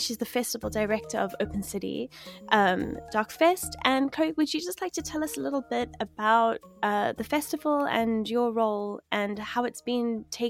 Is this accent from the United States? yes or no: no; South Africa; I mean, I see it differently as a South African, you know, there's all sorts of.